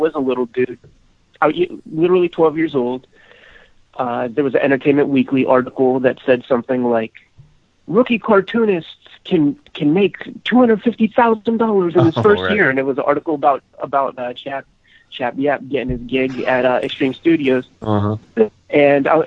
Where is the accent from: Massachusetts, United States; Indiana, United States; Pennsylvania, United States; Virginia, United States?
Pennsylvania, United States; Homestead; I am from Homestead, Pennsylvania, steel mill town.